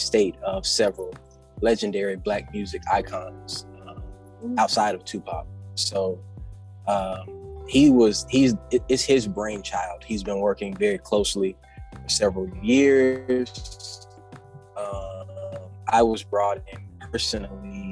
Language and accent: English; Anniston, Alabama, United States; I opened up my own recording studio in my hometown of Anniston, Alabama